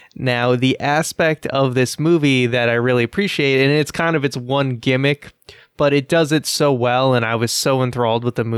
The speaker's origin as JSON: {"language": "English", "town": "Boston", "region": "Massachusetts", "country": "United States", "said": "I'm from Boston."}